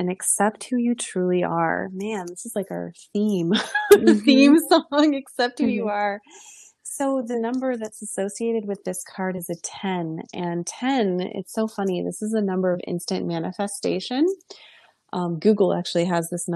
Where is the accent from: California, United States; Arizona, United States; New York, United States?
New York, United States; I'm from New York as well.